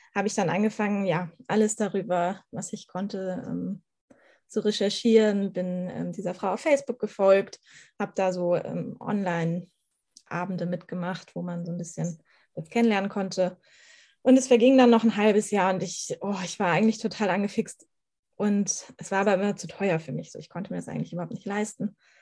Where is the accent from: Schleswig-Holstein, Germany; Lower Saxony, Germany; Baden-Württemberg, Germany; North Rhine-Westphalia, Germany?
Schleswig-Holstein, Germany; Ich komme aus Schleswig-Holstein, so ziemlich aus der Mitte Schleswig-Holsteins